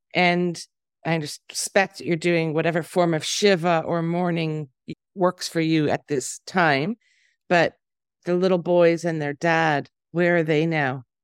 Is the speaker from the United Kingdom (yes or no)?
no; Canada; now in Tel Aviv, Israel; As a Canadian